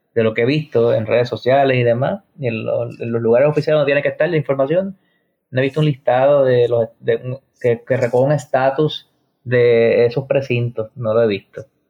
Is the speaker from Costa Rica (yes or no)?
no; Puerto Rico; lo que nosotros eh, merecemos como puertorriqueños